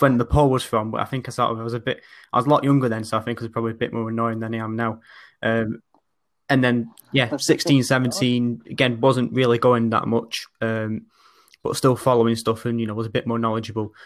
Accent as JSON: {"language": "English", "town": "Oldham", "region": "North West England", "country": "United Kingdom", "tie": "born or raised there", "said": "I'm from Oldham. Uh, but as you can maybe sort of tell from my accent, it's a bit sort of different from sort of the more traditional older ones"}